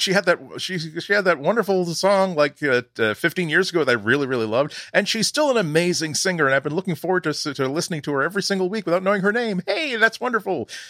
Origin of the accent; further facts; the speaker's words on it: United States; accent: American; I am American, I was raised around Americans